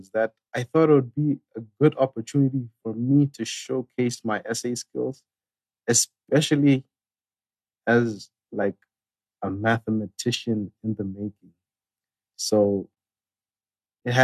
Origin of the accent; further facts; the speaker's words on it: Lesotho; from Lesotho